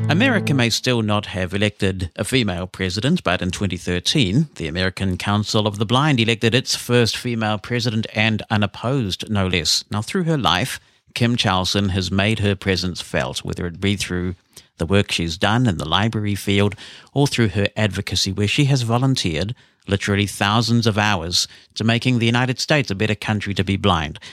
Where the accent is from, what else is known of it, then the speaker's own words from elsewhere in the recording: New Zealand; we've grown up with a lot of rugby in New Zealand